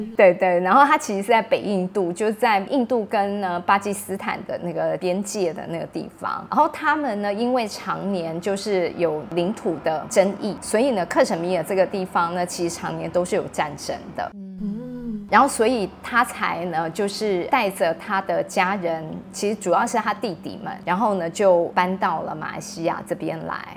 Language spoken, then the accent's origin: Chinese; Taipei, Taiwan; 我是台湾人，而且我还住台北